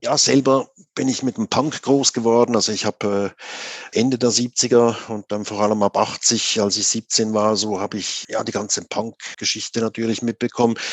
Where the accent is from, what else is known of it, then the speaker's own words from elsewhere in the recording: Switzerland; also born or lived in Zurich; 1980, war ich 17, da bin ich äh, nach Zürich gekommen gekommen aus der Gegend, wo ich herkomme. Also das war 25 Kilometer von Zürich weg, war aber damals noch wirklich das Land, ein Bauerndorf damals noch